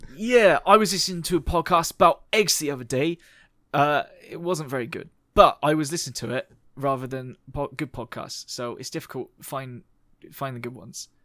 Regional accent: United Kingdom; they're very, uh, British like us

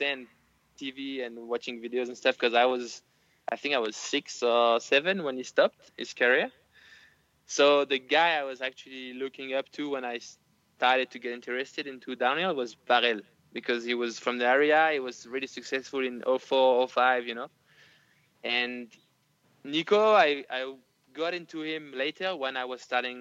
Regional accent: Nice, Provence-Alpes-Côte d'Azur, France; I would come back to Nice, my hometown

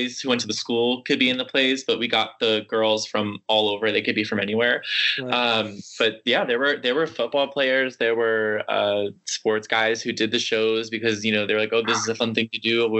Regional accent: New York, United States; I grew up in New York, so I was only like a train ride away from New York City

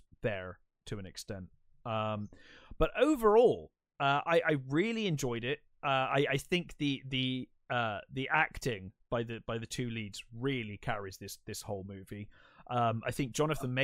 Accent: England, United Kingdom; as an English person

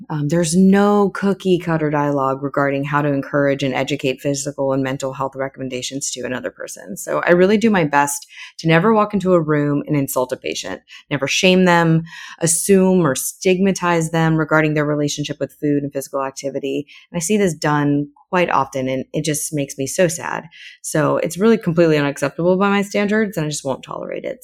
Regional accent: Florida, United States; moved away as an adult; also born or lived in Saint Martin / New York / Baltimore / Texas; I'm originally from Florida

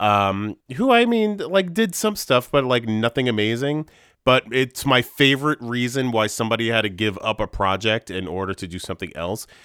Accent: Hudson Valley, New York, United States; I identify as like a New Yorker

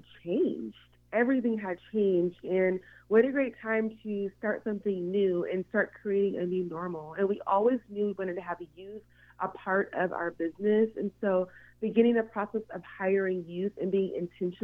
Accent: Seattle, Washington, United States; I am born and raised in Seattle

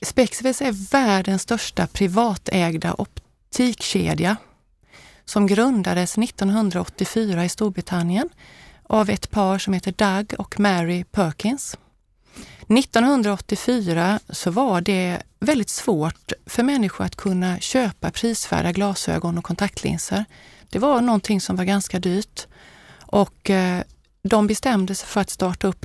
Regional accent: Habo, Jönköping County, Sweden; also born or lived in Småland; now in Gothenburg, Sweden; jag är född i Småland men jag har vuxit upp i Västergötland, i Habo som ligger lite grann norr om Jönköping

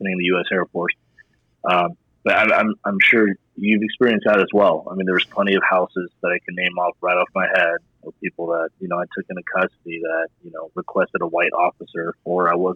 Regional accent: Bay Area, California, United States; I grew up in the Bay Area, born in the East Bay

